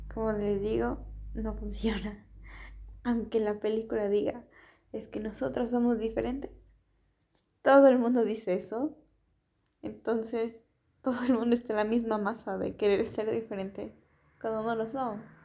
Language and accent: Spanish; Ecuador; moved away as an adult; also born or lived in Germany; now in Spain; Yo soy de Ecuador